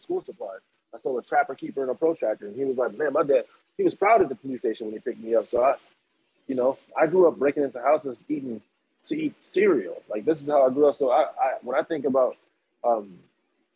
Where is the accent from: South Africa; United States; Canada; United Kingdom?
United States; Waukegan, Illinois; moved away as an adult; now in Chicago, United States; I'm from Waukegan